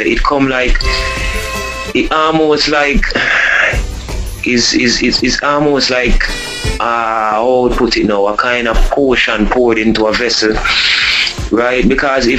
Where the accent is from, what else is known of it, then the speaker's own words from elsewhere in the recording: Spanish Town, Saint Catherine, Jamaica; also born or lived in Saint Andrew, Jamaica / Kingston, Jamaica; I grew up in Spanish Town when I left and went to St. Andrew in Jamaica.